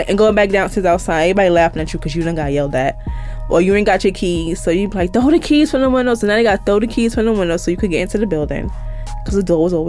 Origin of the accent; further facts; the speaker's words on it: New York City, New York, United States; also born or lived in Harlem, New York City; I grew up in Van Dyke in Brownsville